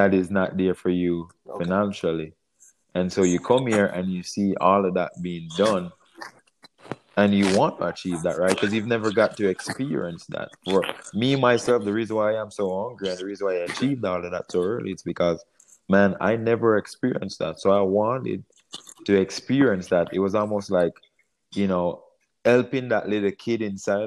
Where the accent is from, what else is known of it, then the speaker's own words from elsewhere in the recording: Jamaica; moved away as an adult; now in United States; I came from Jamaica at age 18